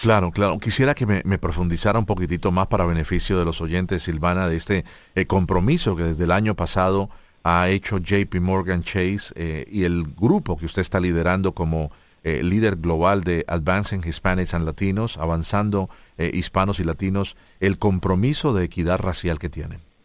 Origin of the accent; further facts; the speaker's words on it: Colombia; yo como colombiano